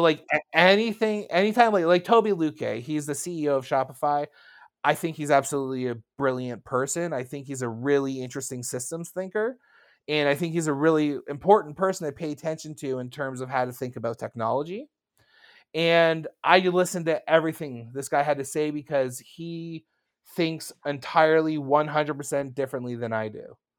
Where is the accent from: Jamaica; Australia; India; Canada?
Canada; I'm from Canada.